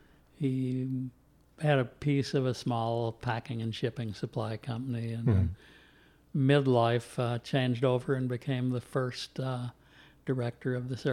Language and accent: English; Louisville, Kentucky, United States; I am originally from Louisville. Mm-hmm. Grew up here. Grew up mostly in the Highlands. Uh-huh. And born at the dawn of the baby boom.